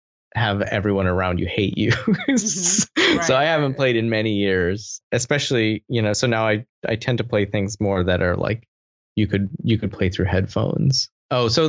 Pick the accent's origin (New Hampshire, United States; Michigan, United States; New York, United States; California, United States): Michigan, United States; I grew up in the Midwest